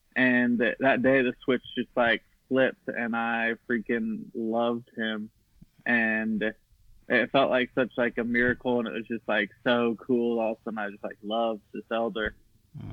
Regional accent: Eagle, Idaho, United States; growing up in Idaho

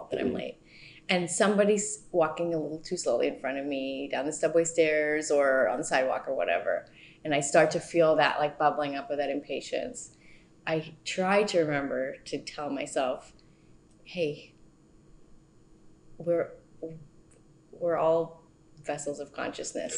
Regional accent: East Coast, United States; also born or lived in Southern California; now in New York, United States; My family moved to the East Coast when I was nine. My parents are both from the East Coast.

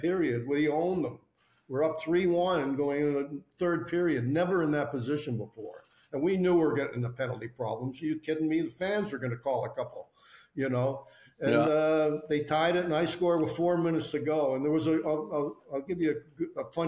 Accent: Toronto, Ontario, Canada; moved away as an adult; also born or lived in New York / Boston; I grew up in Toronto

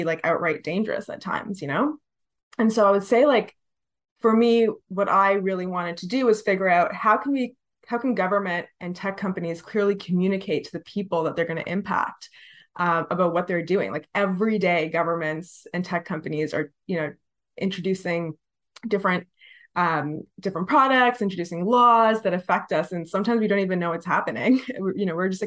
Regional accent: Toronto, Ontario, Canada; also born or lived in Scarborough; So I was born in Scarborough, but soon after, like within a year, my parents moved to the Tamil Co-op at Lansdowne and Bloor. And I loved living there.

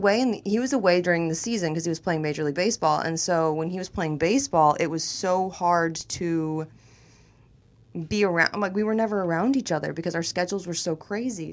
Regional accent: Tampa, Florida, United States; moved away as an adult; also born or lived in Miami / New York / Los Angeles; I'm a Florida girl. You know, I'm from Tampa originally. I was born in Miami.

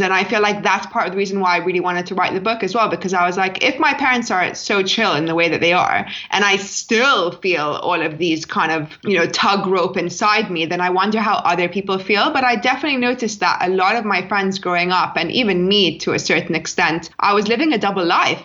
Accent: London, United Kingdom; I grew up in London

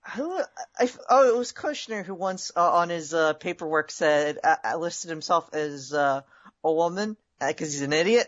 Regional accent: California, United States; I'm from California

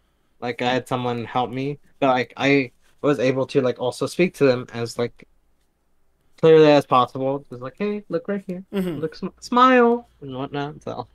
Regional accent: Oakland, California, United States; Yeah, I was born in Oakland.

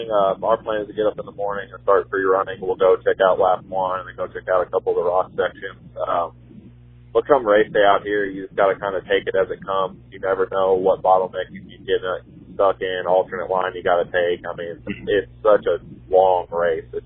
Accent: East Coast, United States; I'm being from the East Coast.

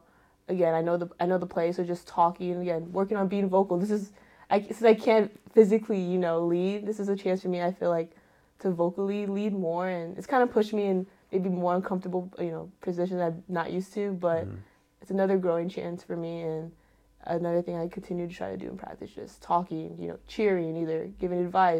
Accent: Philippines; just proud of, like, being Filipino, that's something that really stuck with me, is being able to represent my culture, which is, again, representing my family.

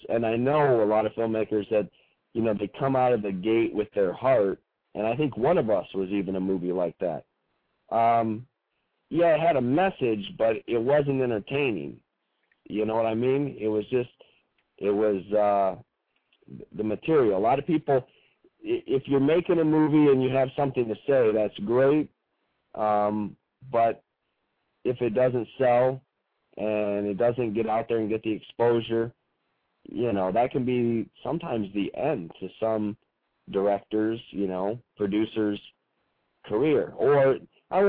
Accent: Michigan, United States; growing up in Michigan here

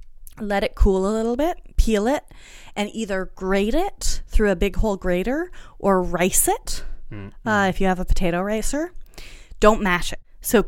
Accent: France; It's true. I was raised in French food culture.

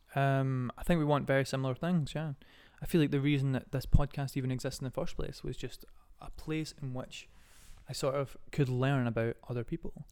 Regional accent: Scotland, United Kingdom; born or raised there

